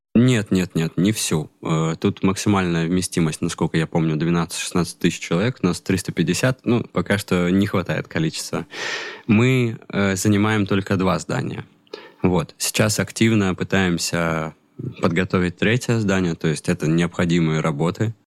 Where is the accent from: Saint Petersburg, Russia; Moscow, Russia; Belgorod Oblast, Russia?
Saint Petersburg, Russia; moved away as an adult; now in Baku, Azerbaijan; Я и сам из Питера